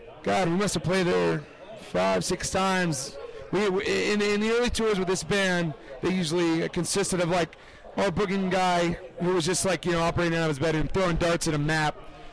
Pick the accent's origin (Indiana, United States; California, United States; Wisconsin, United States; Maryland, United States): Indiana, United States; moved away; where I grew up in Indiana. It was very rural